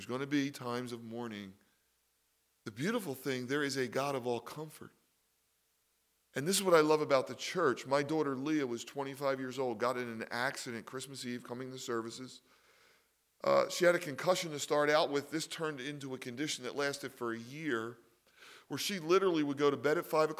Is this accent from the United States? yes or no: yes; Philadelphia, Pennsylvania, United States; I was raised in Philly